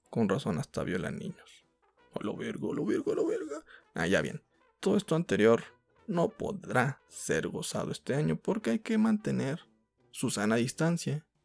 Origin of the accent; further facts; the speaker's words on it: northern Mexico, Mexico; Soy norteño.